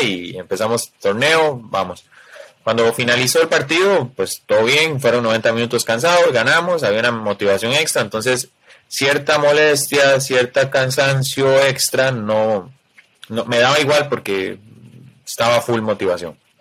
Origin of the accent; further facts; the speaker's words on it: Costa Rica; soy costarricense